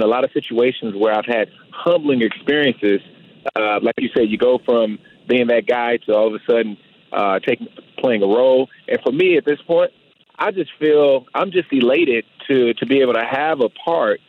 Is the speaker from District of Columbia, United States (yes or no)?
yes; Washington, District of Columbia, United States; moved away as an adult; also born or lived in San Francisco / Denver; come back to Washington, D.C. and play for my hometown team